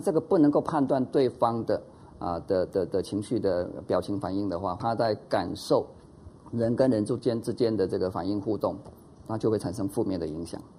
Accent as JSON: {"language": "Chinese", "country": "Taiwan", "said": "以前我们台湾话讲说"}